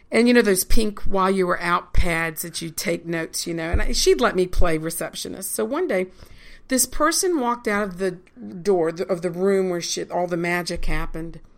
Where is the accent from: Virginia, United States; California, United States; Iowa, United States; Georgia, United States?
Virginia, United States; Richmond; moved away as an adult; now in Lancaster, United States; Virginia is where I'm from.